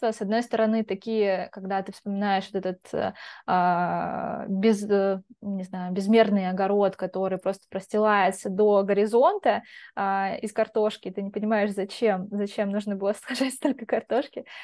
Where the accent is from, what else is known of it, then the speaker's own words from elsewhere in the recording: Belgorod Oblast, Russia; я просто из Белгородской области, и там чернозем прям он такой черный